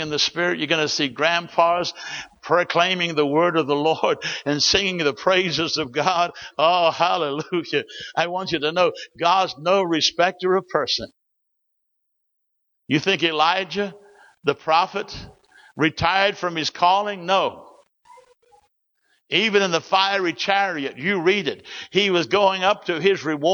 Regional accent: New Zealand; I grew up in New Zealand. I was born in 1941 in a church that Smith's Wigglesworth started through a prayer meeting

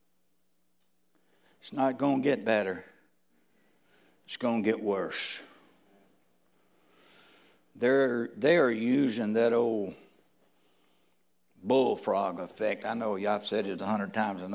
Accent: United States; I was born in America

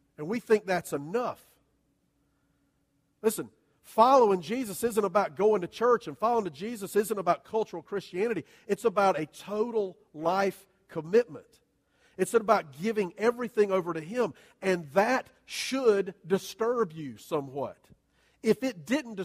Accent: Southern, United States; we're all Southern churchgoers

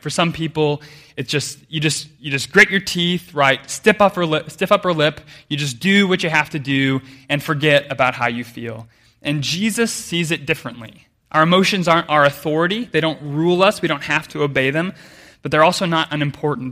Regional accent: United States; I grew up way inland in America

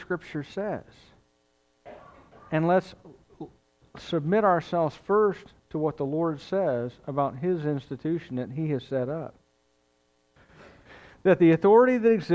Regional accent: United States; I'm an American

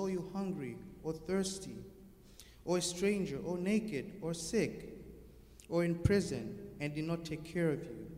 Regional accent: El Paso, Texas, United States; I'm from El Paso, Texas, and I go to El Paso Community College.

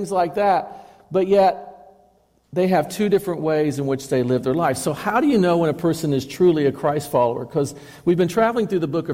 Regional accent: Chattanooga, Tennessee, United States; when I was growing up in Chattanooga

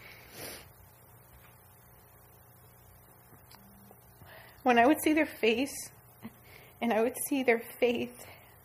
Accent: South Florida, United States; now in Central Florida, United States; I'm from South Florida

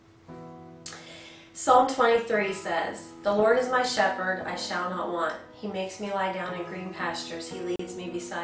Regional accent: Minerva, Ohio, United States; also born or lived in Canton, Ohio; I was born in Canton, and my parents moved us to Minerva

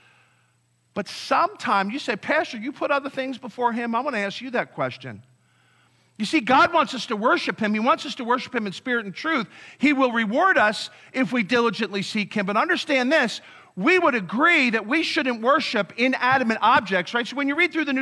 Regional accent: Delaware County, Pennsylvania, United States; I grew up in Delaware County in Pennsylvania

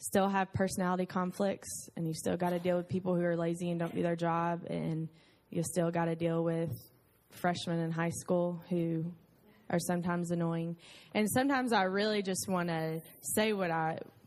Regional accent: United States; I'm an American or I'm white

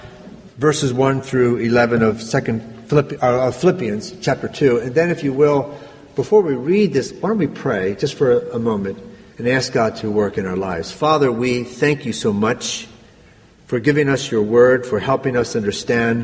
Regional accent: Granite, United States; I grew up in this little church, not terribly far from here, maybe an hour or so. It's an area called Granite

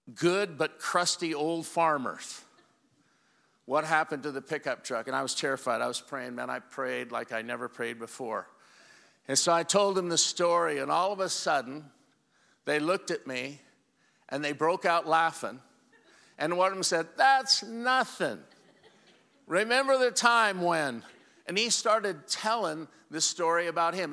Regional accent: Walla Walla, Washington, United States; I'm from Walla Walla, Washington

